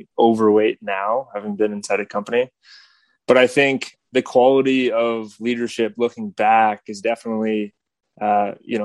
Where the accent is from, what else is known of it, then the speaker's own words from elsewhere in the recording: just outside of Toronto, Ontario, Canada; moved away as an adult; also born or lived in San Francisco; I grew up just outside of Toronto in Canada